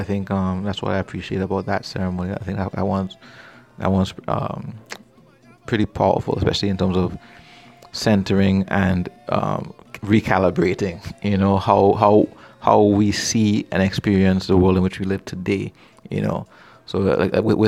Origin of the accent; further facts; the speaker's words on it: Trinidad & Tobago; also born or lived in British Virgin Islands; growing up in the Caribbean, between my two homelands, if you will, my mom is from Trinidad, my dad is from Tortola, and growing up back and forth between the BVI and Trinidad